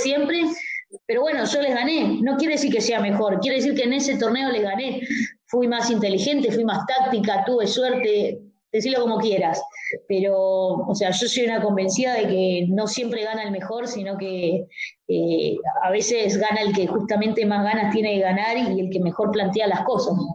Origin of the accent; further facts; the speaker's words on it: Argentina; como otra argentina